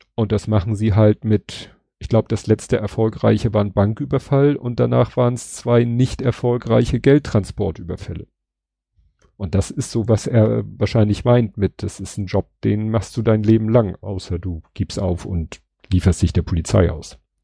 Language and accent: German; Hamburg, Germany; als Hamburger